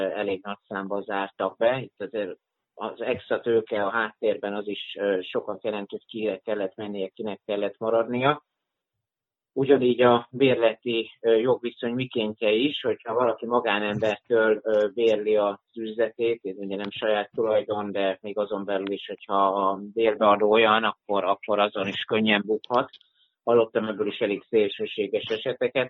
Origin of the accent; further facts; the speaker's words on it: Zalaegerszeg, Zala, Hungary; also born or lived in Vienna; tudatosan hazajöttem a második hullámra a szülővárosomba, Zalaegerszegre